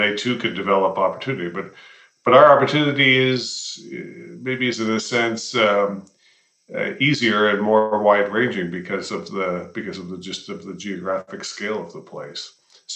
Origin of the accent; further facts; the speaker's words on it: Toronto, Ontario, Canada; moved away as an adult; also born or lived in London, Ontario / Montreal / Washington, District of Columbia, United States; now in Calgary, Canada; I grew up in Toronto